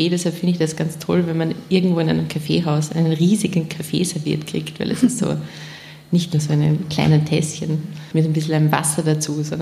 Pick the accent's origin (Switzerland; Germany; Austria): Austria; Nenzing, Vorarlberg; Wir sind zwar im Land aufgewachsen und sagen wir es mal so, in, in Nenzing, in Österreich, in Vorarlberg, da ist alles irgendwie sehr ordentlich. Meistens alle katholisch